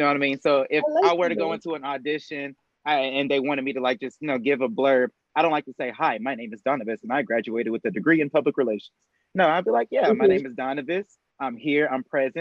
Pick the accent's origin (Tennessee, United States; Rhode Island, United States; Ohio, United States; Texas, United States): Tennessee, United States; Murfreesboro; I'm from Murfreesboro, Tennessee, born and raised. I'm here right now